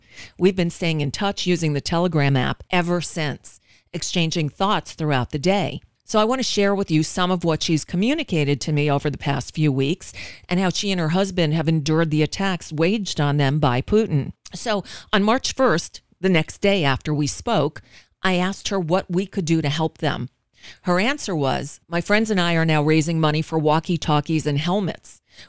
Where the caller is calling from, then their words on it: Florida, United States; I'm calling from the United States